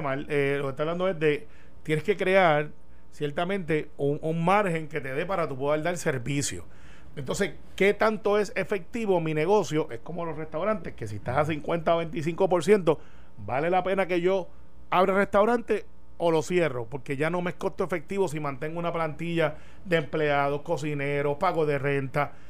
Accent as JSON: {"language": "Spanish", "country": "Puerto Rico", "said": "como buen puertorriqueño"}